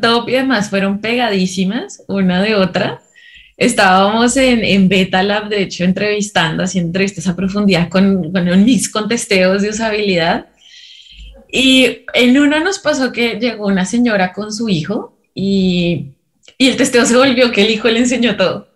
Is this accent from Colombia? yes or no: yes; Colombia; moved away as an adult; now in Peru; soy colombiana, pero llevo ya viviendo